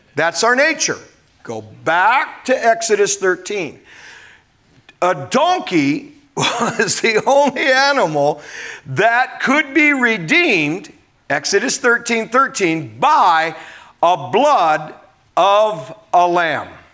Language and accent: English; Omaha, Nebraska, United States; growing up in Omaha